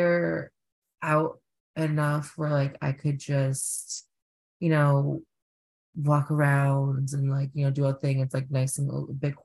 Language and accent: English; New York City, New York, United States; I am from Flushing, but like at the very end of Flushing, like mm-hmm. goes into like two other neighborhoods. But native New Yorker.